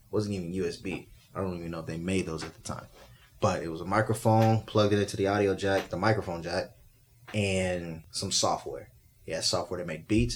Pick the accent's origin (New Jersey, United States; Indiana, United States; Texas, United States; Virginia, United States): Texas, United States; Spring; moved away as an adult; also born or lived in Little Rock, Arkansas / Washington, District of Columbia, United States; I'm from Little Rock, Arkansas, by the way. Uh, grew up in Spring, Texas